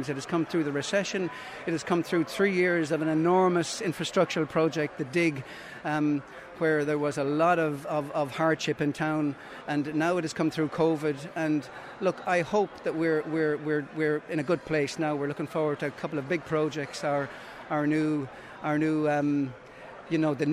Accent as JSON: {"language": "English", "town": "Templederry", "region": "Munster", "country": "Ireland", "tie": "born or raised there", "also_born_or_lived": "Nenagh", "said": "I grew up in Temple Derry."}